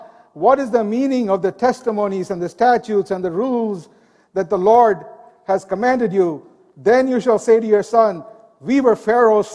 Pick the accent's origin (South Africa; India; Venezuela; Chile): India; Growing up in India, there were temples on every street